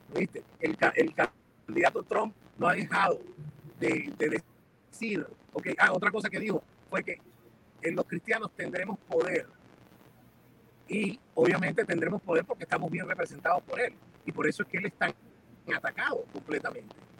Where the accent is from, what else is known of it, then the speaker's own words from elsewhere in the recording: Caracas, Capital District, Venezuela; also born or lived in Miami, United States; now in Doral, United States; Yo nací en Caracas, Venezuela. Soy hijo de un cubano, llevo 42 años aquí en Miami